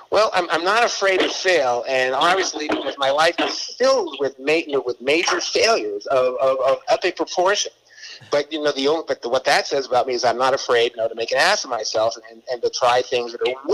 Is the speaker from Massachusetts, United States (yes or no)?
yes; Boston, Massachusetts, United States; You know, now Southern girl from Alabama, and I'm, I'm from Boston, and, and we went to school in uh, Connecticut.